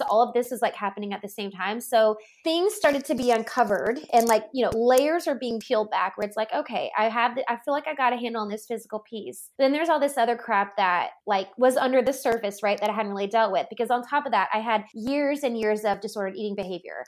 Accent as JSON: {"language": "English", "region": "Louisiana", "country": "United States", "tie": "born or raised there", "said": "I grew up in the Bible Belt. I'm from Louisiana. Grew up in a very conservative state"}